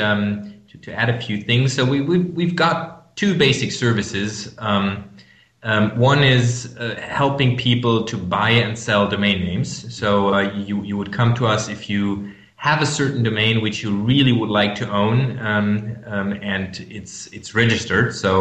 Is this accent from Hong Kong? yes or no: no; Germany; English is a second language; I'm from Germany. You might hear that from my accent.